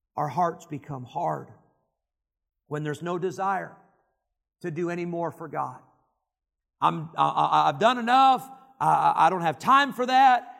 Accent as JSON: {"language": "English", "town": "Rockford", "region": "Illinois", "country": "United States", "tie": "born or raised there", "also_born_or_lived": "Geneseo, Illinois", "said": "I grew up in Rockford, Illinois, which is pretty big city for the Midwest, one hundred fifty thousand."}